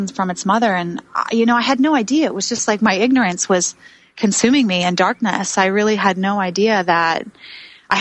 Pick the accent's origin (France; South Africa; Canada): Canada; Vancouver, British Columbia; also born or lived in New York City; the scene, the culture that I grew up in Vancouver, BC.